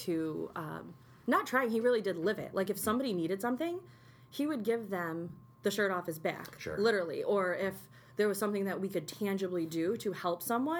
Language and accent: English; Utica, New York, United States; also born or lived in Herkimer, New York / Seattle, Washington; I grew up here in Utica